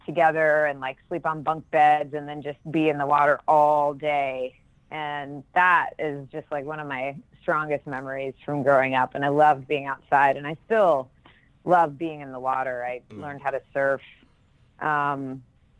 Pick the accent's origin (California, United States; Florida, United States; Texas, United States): Florida, United States; Jacksonville; accent: Southern; moved away; also born or lived in Washington, D.C. / Northern Virginia; we moved down to Jacksonville, Florida. So most of my growing up was there